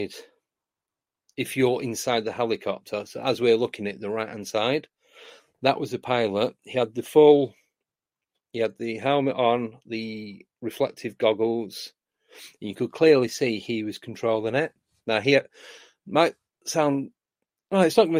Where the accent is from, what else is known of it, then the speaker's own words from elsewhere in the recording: Manchester, North West England, United Kingdom; moved away; I grew up in Manchester, that's where I'm from originally, which is in the northwest of the UK